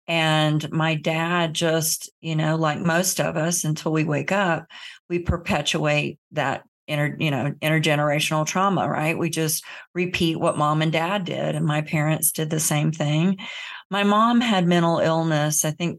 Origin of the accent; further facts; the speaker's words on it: Florida, United States; I grew up in the South in Central Florida in the Bible Belt.